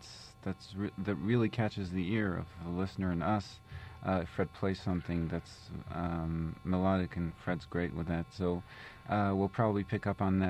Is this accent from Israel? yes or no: yes; Israel; now in Queens, United States; I grew up in Israel